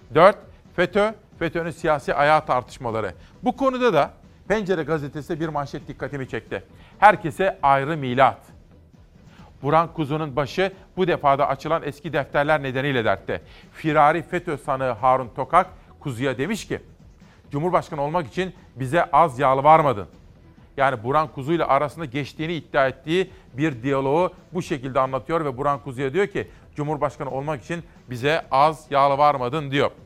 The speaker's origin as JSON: {"language": "Turkish", "town": "Simav", "region": "Kütahya", "country": "Turkey", "tie": "born or raised there", "said": "ben Kütahya Simav'da doğup büyüdüm"}